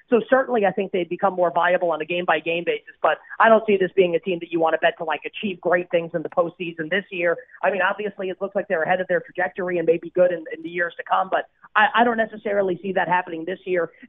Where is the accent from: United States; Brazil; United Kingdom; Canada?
United States; New York City, New York; I am a New Yorker